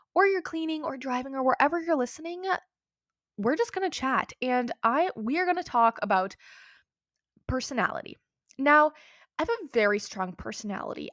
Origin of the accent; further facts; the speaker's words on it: United States; also born or lived in Minnesota; I live in America, I'm American, I live in Minnesota